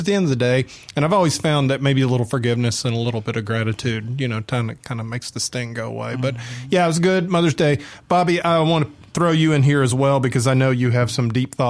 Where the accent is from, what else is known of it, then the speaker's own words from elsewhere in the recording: Atlanta, Georgia, United States; I'm a Yankee. I'm from Atlanta.